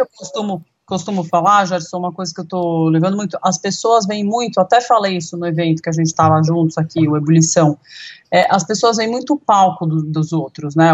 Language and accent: Portuguese; Brazil; a gente, como brasileiro